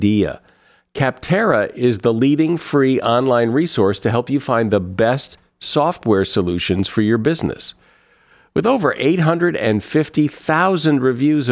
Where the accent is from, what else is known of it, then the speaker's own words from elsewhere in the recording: New England, United States; I grew up in New England